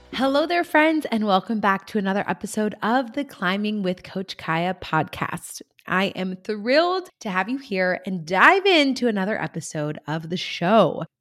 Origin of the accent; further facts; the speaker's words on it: Central Coast of California, United States; right here in my hometown on the Central Coast of California